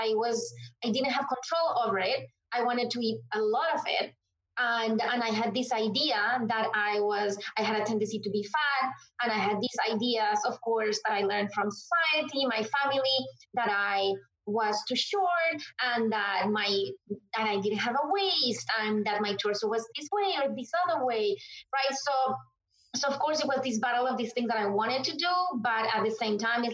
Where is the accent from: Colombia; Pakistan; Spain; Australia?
Colombia; moved away as an adult; now in Washington, D.C., United States; I am originally from Colombia, but I have been in the U.S. since 2010